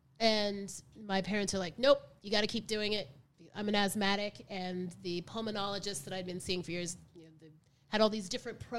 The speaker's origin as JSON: {"language": "English", "region": "the South", "country": "United States", "tie": "born or raised there", "said": "growing up in the South and growing up with, you know, restrictive parents and in such a white society"}